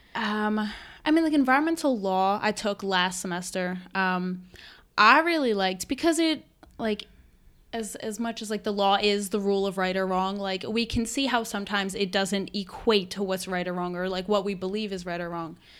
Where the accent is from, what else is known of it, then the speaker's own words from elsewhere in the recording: Westchester County, New York, United States; I'm from Westchester County, New York, uh, which is just about an hour north of New York City.